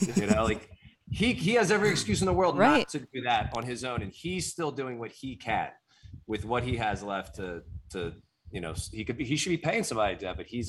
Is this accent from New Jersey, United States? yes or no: yes; New Jersey, United States; I'm from Jersey.